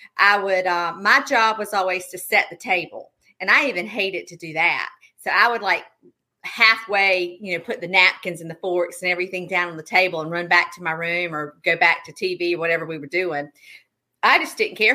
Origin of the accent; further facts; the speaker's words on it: Darlington, South Carolina, United States; moved away as an adult; now in Newnan, United States; I am originally from Darlington, South Carolina. My parents are still there. I live in Noonan, Georgia now with my family